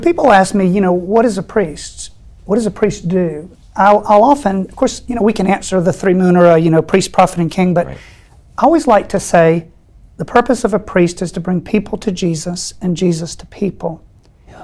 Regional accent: Statesboro, Georgia, United States; I was raised not in a Catholic environment in a okay. little town called Statesboro, Georgia

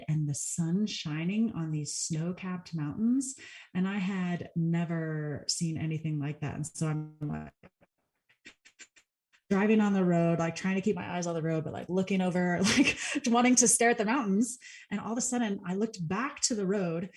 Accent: Texas, United States; moved away as an adult; now in Colorado, United States; Texas, where I'm from

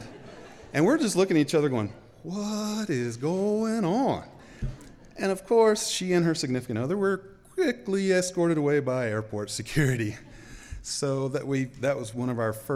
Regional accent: the South, United States; accent: Southern; moved away as an adult; also born or lived in Memphis, Tennessee; now in Boise, United States; as you may can tell from my accent, I'm not from around here, I'm from the South

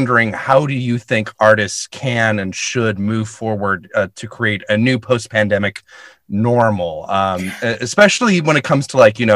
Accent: Alabama, United States; as an Alabama native

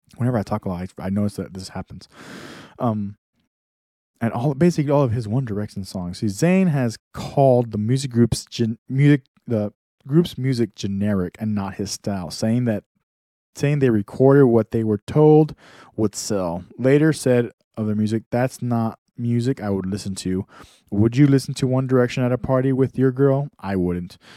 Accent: Texas, United States; I'm from Texas

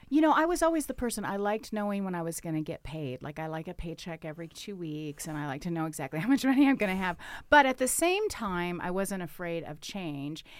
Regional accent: Arkansas, United States; now in Bend, United States; I have a lake house where I grew up back in Arkansas

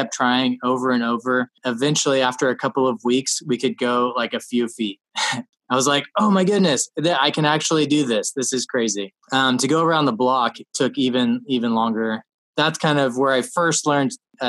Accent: Alaska, United States; I'm from Alaska. So when I was in the first grade, I started commercial fishing with my dad.

